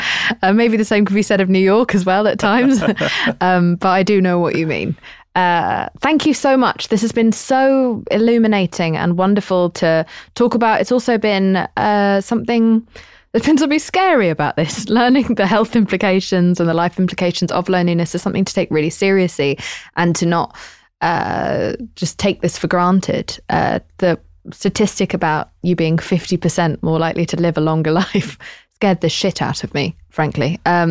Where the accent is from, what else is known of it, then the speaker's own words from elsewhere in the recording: England, United Kingdom; You know, I'm English.